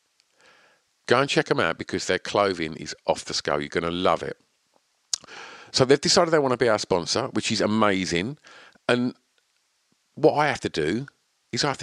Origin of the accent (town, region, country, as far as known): Grays, East of England, United Kingdom; born or raised there